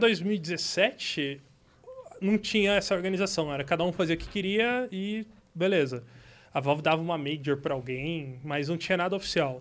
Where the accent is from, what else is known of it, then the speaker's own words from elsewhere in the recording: Itapetininga, São Paulo, Brazil; Eu sou de Tapetininga.